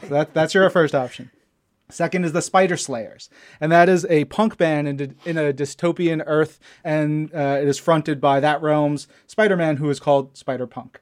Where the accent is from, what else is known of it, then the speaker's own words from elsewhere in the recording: Long Island, New York, United States; we're both from Long Island